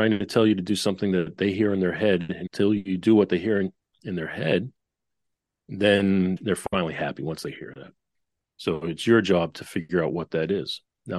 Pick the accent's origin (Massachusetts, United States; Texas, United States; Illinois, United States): Massachusetts, United States; Boston; also born or lived in New York; now in Nashville, United States; worked out in Nashville for the past 20 of those 30 years. Before that, I was up in New York, and I'm born and raised in Boston.